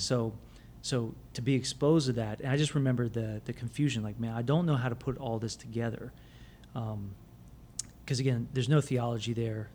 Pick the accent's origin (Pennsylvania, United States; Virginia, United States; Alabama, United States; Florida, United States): Florida, United States; Plant City; growing up in Plant City